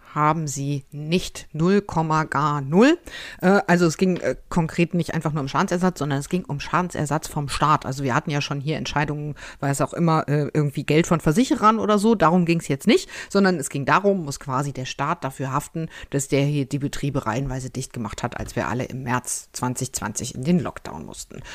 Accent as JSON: {"language": "German", "region": "North Rhine-Westphalia", "country": "Germany", "tie": "born or raised there", "said": "aus meinem Heimatland"}